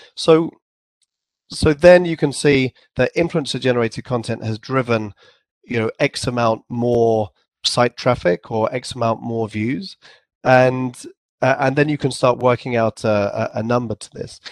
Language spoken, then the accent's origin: English; England, United Kingdom; accent: English; I had my English accent, and I probably pronounced it too too formally, like a sort of a, an English accent